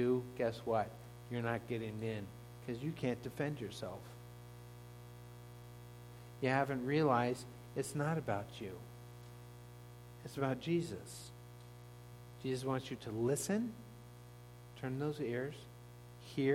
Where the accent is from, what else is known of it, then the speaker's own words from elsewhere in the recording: Laguna Beach, California, United States; moved away; I grew up in Laguna Beach